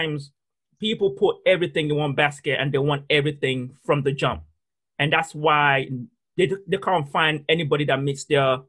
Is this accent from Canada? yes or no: no; Nigeria; the fundamental of who I am is based on church, because I'm Nigerian. There's a certain way I think because of my culture and the way I was brought up.